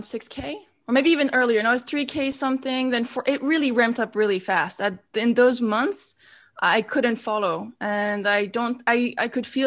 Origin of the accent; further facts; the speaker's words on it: Switzerland; moved away as an adult; now in Amsterdam, Netherlands; I live between, now I live fully in Amsterdam, but originally most of my life has been in Switzerland